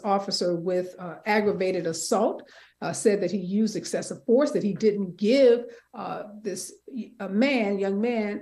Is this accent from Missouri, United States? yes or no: yes; St. Louis, Missouri, United States; my hometown of St. Louis